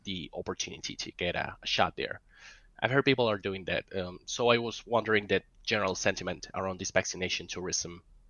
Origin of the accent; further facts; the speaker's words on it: Argentina; I'm from Argentina